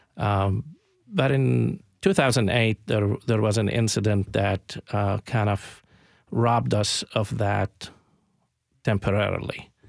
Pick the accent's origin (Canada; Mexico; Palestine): Palestine; Jerusalem; moved away as an adult; also born or lived in Little Rock, Arkansas / Columbia, Tennessee; now in United States; I grew up in Jerusalem